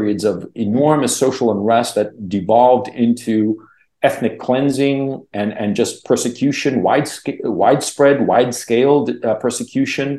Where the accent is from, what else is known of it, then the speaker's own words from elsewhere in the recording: Chile; now in Kharkiv, Ukraine; I'm from Chile